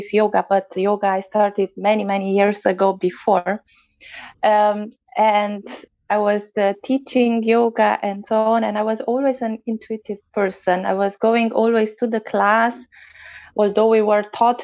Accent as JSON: {"language": "English", "country": "Romania", "second_language": "English", "moved": "yes", "lives_now": "Germany", "said": "I come from Romania and I live in Germany"}